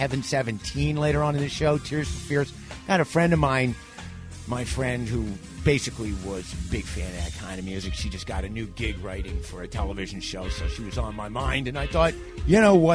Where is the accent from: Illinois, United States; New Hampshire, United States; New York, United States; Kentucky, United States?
New York, United States; New York City; I'm a New Yorker